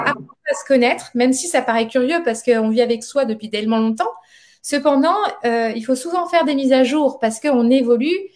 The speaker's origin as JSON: {"language": "French", "town": "Montpellier", "region": "Occitania", "country": "France", "said": "on est de Montpellier"}